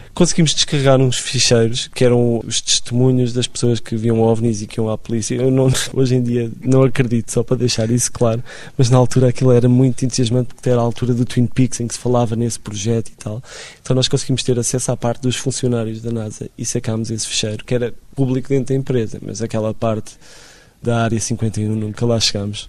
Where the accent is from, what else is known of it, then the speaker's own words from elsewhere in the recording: Lisbon, Portugal; Eu cresci em Benfica